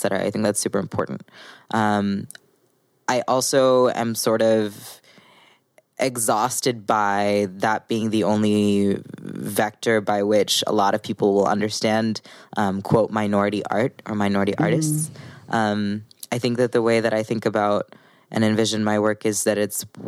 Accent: Missouri, United States; I grew up in Missouri.

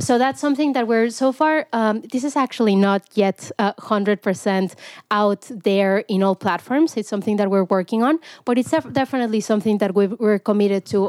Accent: Mexico; moved away as an adult; now in United States; I grew up in Mexico

